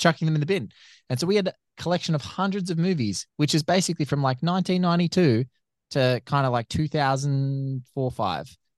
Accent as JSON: {"language": "English", "country": "Australia", "said": "as an Australian"}